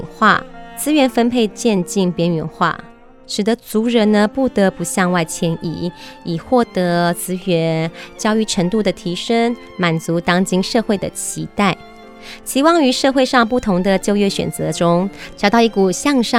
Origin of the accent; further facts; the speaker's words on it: Taiwan; 像我啊，其实呃，我是。从小在这个都市长大的原住民二代